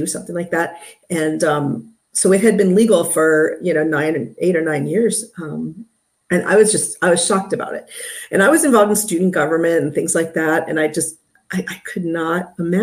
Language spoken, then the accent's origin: English; Maryland, United States; moved away as an adult; also born or lived in South Carolina; I was originally from Maryland